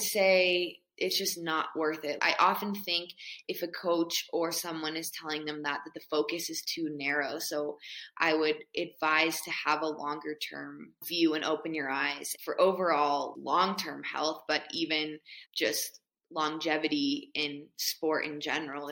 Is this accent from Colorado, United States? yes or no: yes; Boulder, Colorado, United States; I grew up in Boulder, Colorado.